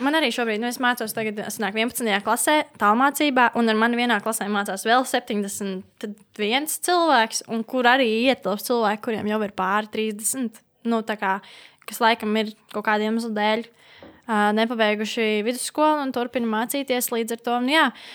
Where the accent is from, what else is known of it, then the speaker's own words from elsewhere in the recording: Latvia; Esmu dzimusi Latvijā